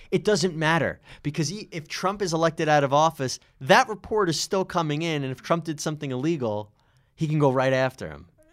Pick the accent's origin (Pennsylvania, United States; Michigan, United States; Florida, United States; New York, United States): New York, United States; I'm from New York